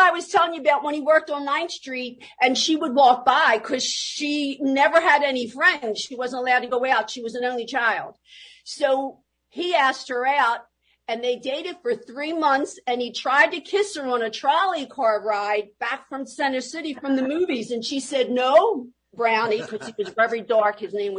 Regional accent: Philadelphia, Pennsylvania, United States; Well, Philadelphia was great, and that's when they all came. If they even landed at Ellis Island, they all came that following day right here to Philadelphia, South Philadelphia, and that's where the entire family lived.

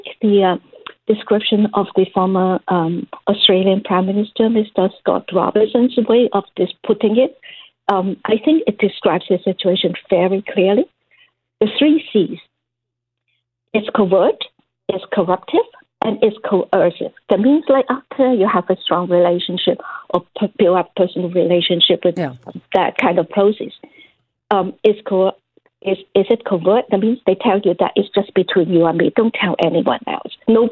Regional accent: Canada; as Canadians

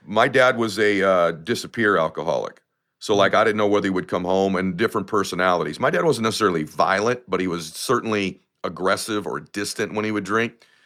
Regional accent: United States; I come from lower middle class America

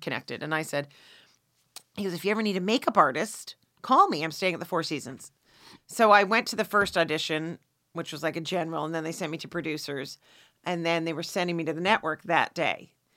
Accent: Canada; I'm Canadian

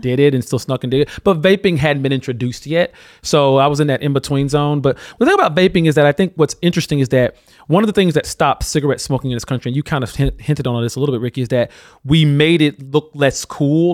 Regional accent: Alabama, United States; my home state of Alabama

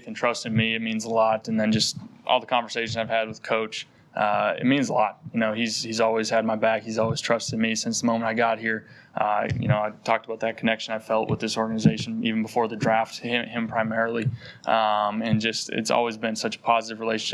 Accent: North Dakota, United States; moved away; growing up in North Dakota

